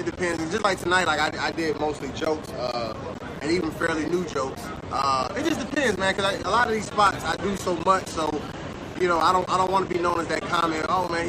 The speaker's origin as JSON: {"language": "English", "town": "Atlanta", "region": "Georgia", "country": "United States", "also_born_or_lived": "Washington, D.C.", "moved": "as an adult", "lives_now": "Miami, United States", "said": "I am from Atlanta, Georgia. I came here from Washington, D.C. when I was in the military."}